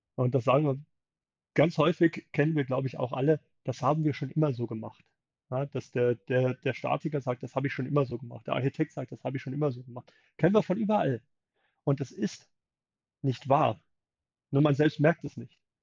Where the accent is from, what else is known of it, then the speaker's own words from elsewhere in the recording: Germany; wir schauen als Deutsche auch sehr gerne drauf